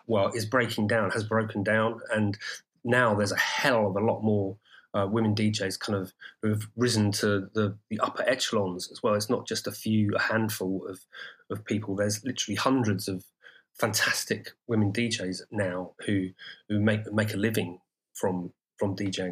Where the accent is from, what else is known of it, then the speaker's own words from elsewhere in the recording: Brighton, South East England, United Kingdom; Brighton, my hometown